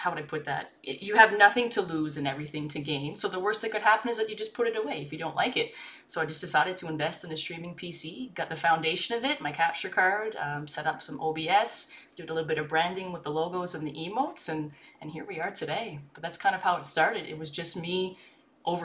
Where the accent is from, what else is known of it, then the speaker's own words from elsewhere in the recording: Canada; I'm a Canadian streamer.